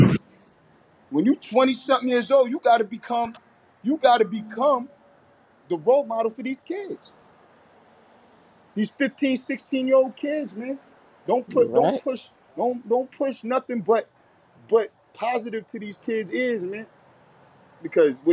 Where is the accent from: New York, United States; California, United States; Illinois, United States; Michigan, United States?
New York, United States; Patchogue; now in Bellport, United States; I live in Bellport right now, but I'm from Patchogue